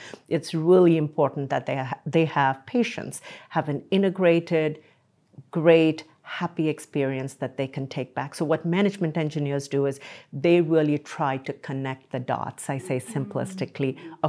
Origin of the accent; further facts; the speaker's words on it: India; moved away as an adult; now in United States; So I came from India to this country in my late 20s, and I've just enjoyed being here.